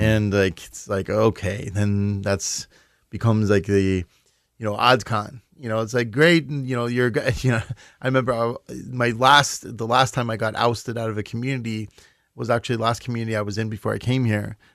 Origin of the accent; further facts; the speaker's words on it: Los Angeles, California, United States; moved away; also born or lived in Midwest; I grew up in, you know, born and raised in Los Angeles. It was a huge culture shock for me to move to the Midwest